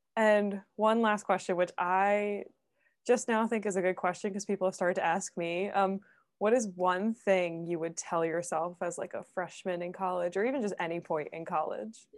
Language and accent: English; Philadelphia, Pennsylvania, United States; I'm from Philly too